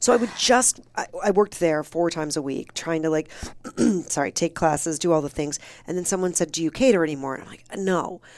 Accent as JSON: {"language": "English", "region": "Michigan", "country": "United States", "also_born_or_lived": "Cleveland, Ohio", "moved": "yes", "said": "I'm from Michigan, but I went to college in Ohio"}